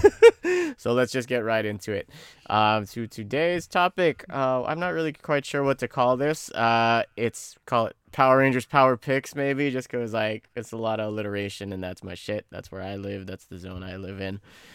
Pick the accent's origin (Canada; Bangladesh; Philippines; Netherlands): Philippines; growing up in the Philippines